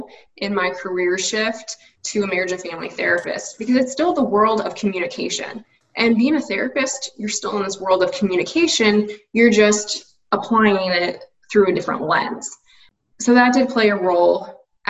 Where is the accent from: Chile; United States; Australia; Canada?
United States; living in the States, growing up in the States